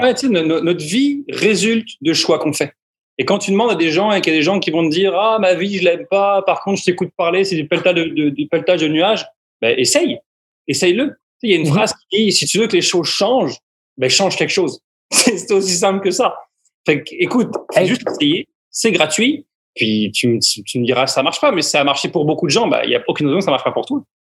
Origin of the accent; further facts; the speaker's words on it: France; en, tant que Français